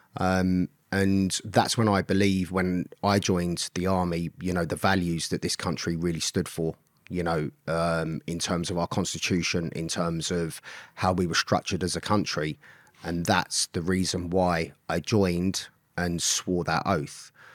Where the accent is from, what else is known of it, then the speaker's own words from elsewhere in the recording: London, United Kingdom; I grew up in Swiss Cottage in London. Grew up on a council estate.